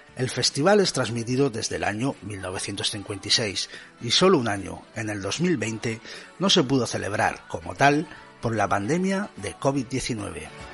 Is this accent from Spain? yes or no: yes; Spain; lo entendidos que somos los españoles